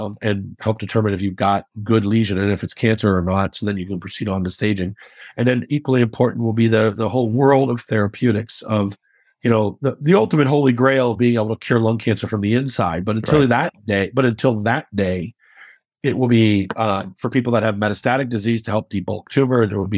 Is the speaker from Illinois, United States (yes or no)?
yes; Chicago, Illinois, United States; I will definitely be rooting for them because I'm a Chicagoan. I will always be anything that makes my city, you know, have a chance to throw a party, I'm in.